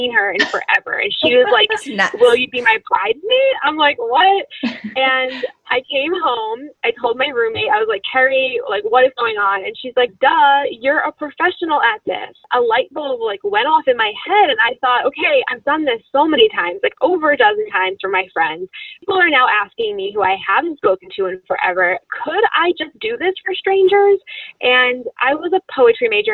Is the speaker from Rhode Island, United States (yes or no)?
no; Florida, United States; I'm from Florida